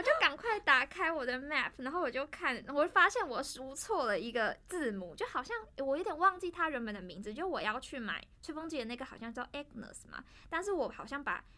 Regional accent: Tainan, Taiwan; moved away as an adult; now in Taipei, Taiwan; 我是台南人

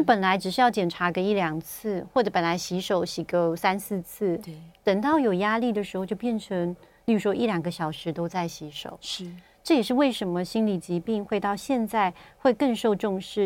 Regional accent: Taiwan; 像我们台湾人

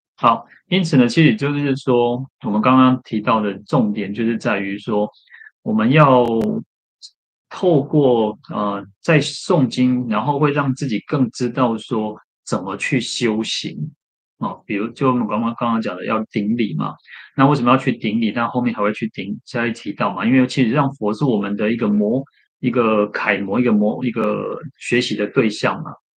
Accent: Shetou, Changhua County, Taiwan; 小时候常常去的一个寺院，还没有去慈云寺之前的一个，在彰化的一个社社头善德禅院

